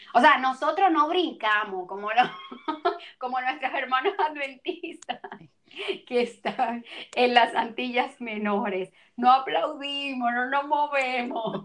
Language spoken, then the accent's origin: Spanish; Dominican Republic; yo tengo una queja aquí en República Dominicana y es que nosotros somos caribeños